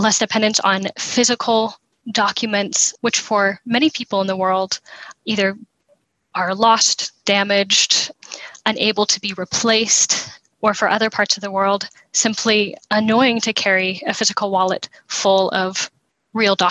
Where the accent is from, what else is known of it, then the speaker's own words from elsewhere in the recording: United States; As an American